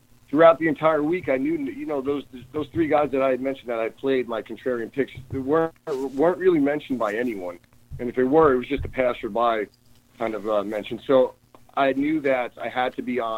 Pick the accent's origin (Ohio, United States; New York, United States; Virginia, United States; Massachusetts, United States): New York, United States; now in San Francisco, United States; From New York. From New York originally. I live in San Francisco now, live and work out here in San Francisco